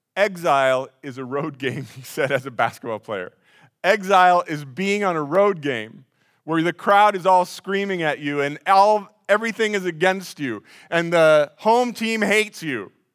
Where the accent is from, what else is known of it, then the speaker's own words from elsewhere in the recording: Des Moines, Iowa, United States; now in Pella, United States; I grew up in Des Moines